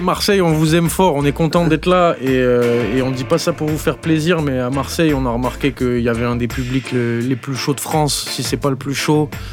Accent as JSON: {"language": "French", "country": "New Caledonia", "moved": "yes", "said": "je suis de Nouvelle-Calédonie. Et en Nouvelle-Calédonie, on a une grosse culture reggae"}